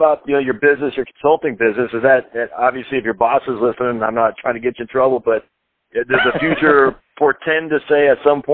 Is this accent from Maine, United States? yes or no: yes; Maine, United States; when I was a kid and growing up in Maine